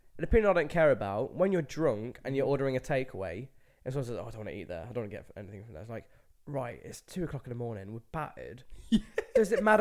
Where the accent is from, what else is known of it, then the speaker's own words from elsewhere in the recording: Leicester, East Midlands, United Kingdom; moved away; So I'm from Leicester, from Thurmaston, Leicester. That's the city.